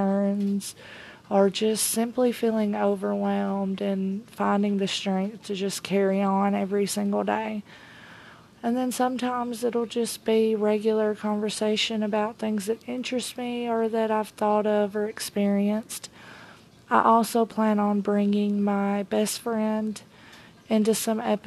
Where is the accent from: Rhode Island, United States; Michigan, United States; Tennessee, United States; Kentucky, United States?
Tennessee, United States; I am a 34-year-old mom from Tennessee. I was born and raised in the South